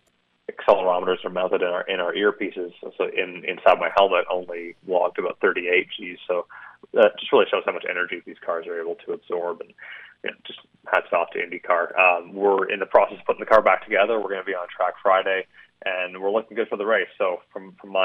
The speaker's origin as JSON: {"language": "English", "country": "Canada", "moved": "as an adult", "lives_now": "Indianapolis, United States", "said": "as a Canadian"}